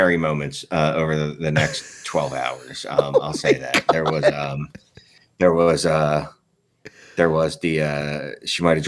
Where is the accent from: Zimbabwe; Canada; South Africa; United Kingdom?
Canada; I'm Canadian